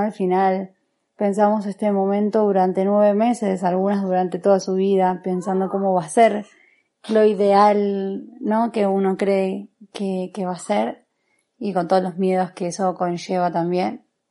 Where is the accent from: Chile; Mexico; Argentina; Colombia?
Argentina; also born or lived in Asturias; now in Madrid, Spain; soy argentina, tengo 32 años, resido en Madrid hace algo menos de dos meses